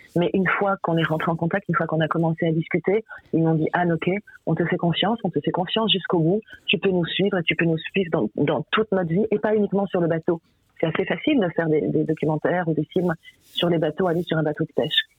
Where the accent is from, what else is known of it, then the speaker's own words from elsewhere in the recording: the North, Hauts-de-France, France; je suis du Nord